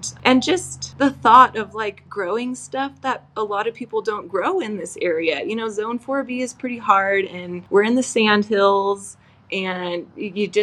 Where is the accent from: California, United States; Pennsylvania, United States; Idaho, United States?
Idaho, United States; I'm from Idaho